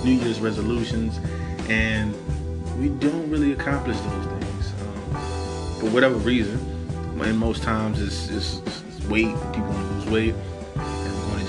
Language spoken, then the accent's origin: English; the South, United States; I'm from the South, so I grew up around, you know, tobacco fields, cotton fields, things of that nature